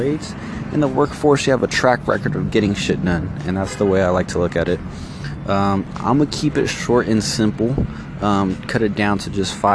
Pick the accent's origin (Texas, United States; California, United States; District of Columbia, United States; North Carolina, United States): California, United States; San Francisco; now in Sacramento, United States; I was born in San Francisco. And when I moved out here to Sacramento, I only wore a lot of San Francisco gear